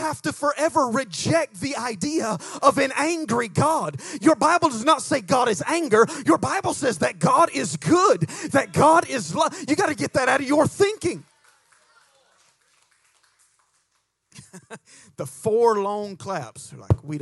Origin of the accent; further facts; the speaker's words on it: United States; accent: hillbilly; my hillbilly accent